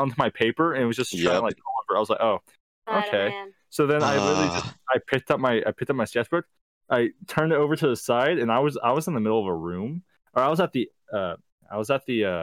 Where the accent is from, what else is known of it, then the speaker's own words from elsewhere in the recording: the South, United States; I'm from the South